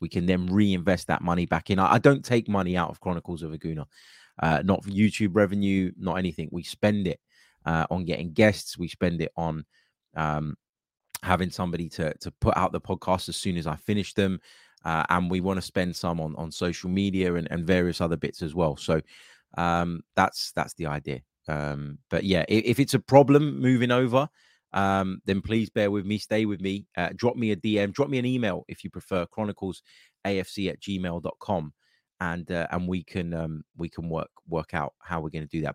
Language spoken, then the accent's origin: English; United States; as an American